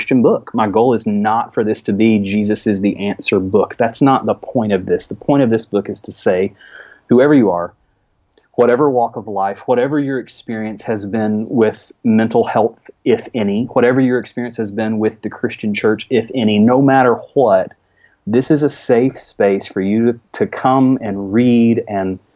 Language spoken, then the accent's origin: English; rural Alabama, United States; accent: Alabama accent; in rural Alabama